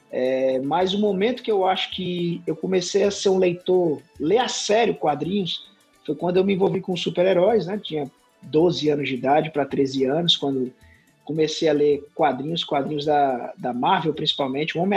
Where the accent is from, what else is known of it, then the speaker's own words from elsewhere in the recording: Sobral, Ceará, Brazil; mas assim, minha vida toda foi aqui, nasci em Sobral, minha mãe é legitimamente sobralense, meu pai, ele era do sul do Ceará, da região do Cariri, ele é de uma cidade chamada Milagres, né? então eu misturo dentro de mim o norte e o sul do Ceará, né?